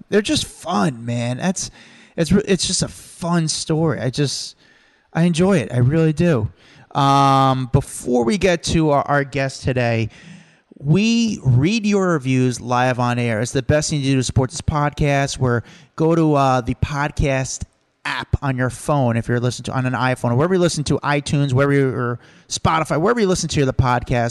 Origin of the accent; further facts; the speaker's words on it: New York, United States; I'm from New York.